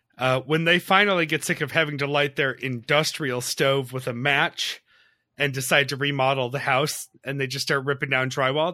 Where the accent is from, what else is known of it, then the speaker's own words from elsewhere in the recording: Webster, New York, United States; where I grew up in Webster, New York, just outside of Rochester